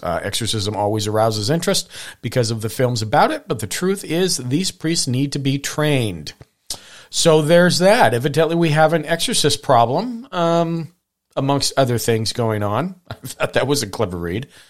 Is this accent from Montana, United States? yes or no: yes; Hamilton, Montana, United States; growing up in Montana